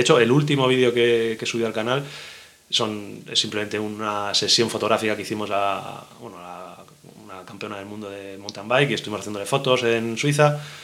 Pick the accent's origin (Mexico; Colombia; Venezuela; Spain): Spain; Madrid, Community of Madrid; yo nací en Madrid